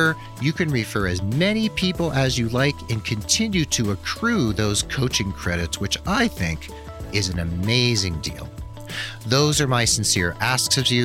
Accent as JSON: {"language": "English", "region": "New Jersey", "country": "United States", "tie": "born or raised there", "said": "I learned a lot of Italian things as a Jewish boy growing up in New Jersey"}